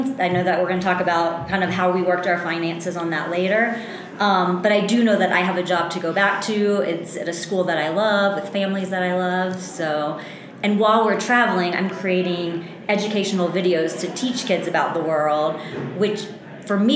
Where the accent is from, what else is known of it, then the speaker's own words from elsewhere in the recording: Louisiana, United States; I am born and raised in Louisiana.